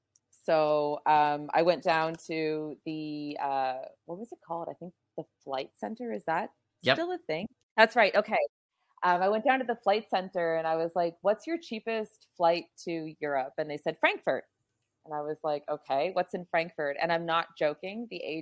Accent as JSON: {"language": "English", "town": "Kingston", "region": "New Brunswick", "country": "Canada", "tie": "born or raised there", "also_born_or_lived": "Saint John", "moved": "as an adult", "said": "So I was born in St. John, New Brunswick. And I was raised about 40 kilometers outside the city in a place called Kingston. I stayed there until I was about 20."}